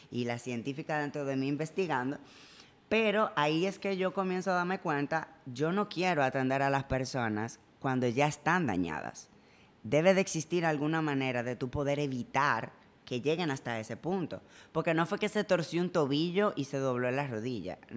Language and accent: Spanish; Spain; born there; Yo nací en España.